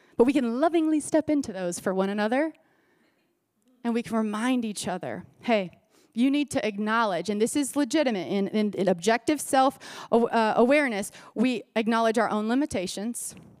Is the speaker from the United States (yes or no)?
yes; Florida, United States; I grew up in Florida